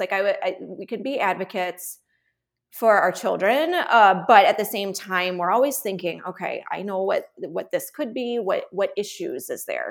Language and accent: English; Chicago, Illinois, United States; moved away; also born or lived in Texas; I'm originally from Chicago, but my husband's a Texan